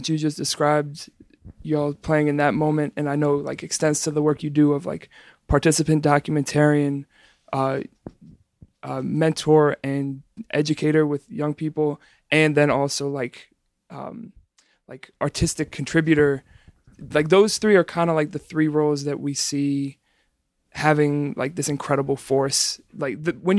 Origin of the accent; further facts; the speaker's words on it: New York City, New York, United States; I'm from the Bronx